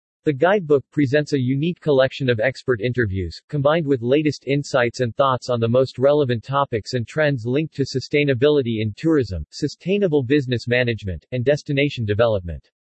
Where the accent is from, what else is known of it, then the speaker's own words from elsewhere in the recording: Germany; English is a second language; now in Bangkok, Thailand; When I was around 16 years old, growing up in Germany, my father told me that the future will be in Asia